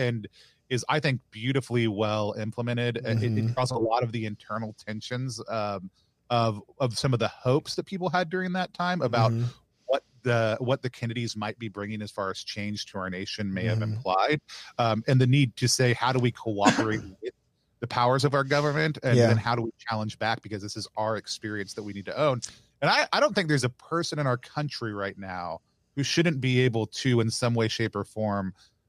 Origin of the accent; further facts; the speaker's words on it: Dallas, Texas, United States; I grew up in Dallas, right? I grew up in North Dallas.